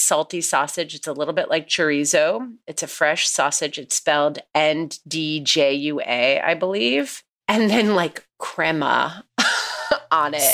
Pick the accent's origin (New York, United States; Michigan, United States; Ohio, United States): New York, United States; we come from New York